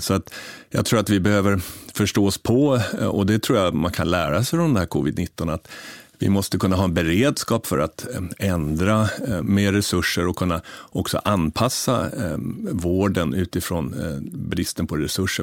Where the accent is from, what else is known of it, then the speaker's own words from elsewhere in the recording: Sweden; som svensk man